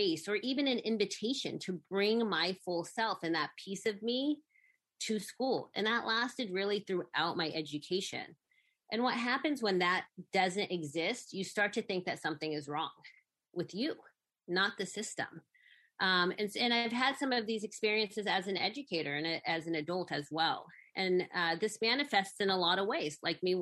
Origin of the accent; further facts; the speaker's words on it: Sacramento, California, United States; also born or lived in San Francisco; although I was born in San Francisco, I was really raised in Sacramento.